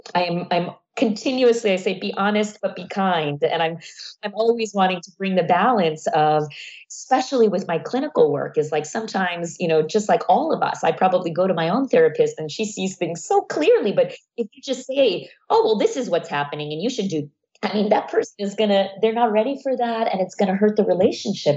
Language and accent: English; United States; also born or lived in Iran; I moved to the US and grew up in the US